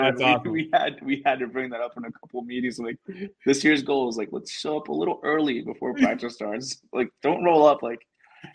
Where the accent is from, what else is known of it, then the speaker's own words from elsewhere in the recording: Maryland, United States; growing up in Montgomery County, like, the majority of my school was mixed.